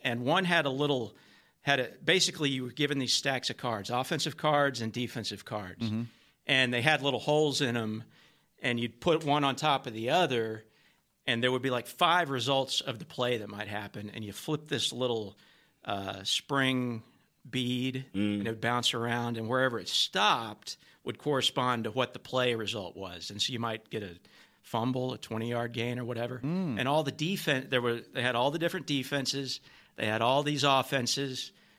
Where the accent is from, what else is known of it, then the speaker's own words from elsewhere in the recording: Garland, Texas, United States; I'm from Garland, Texas.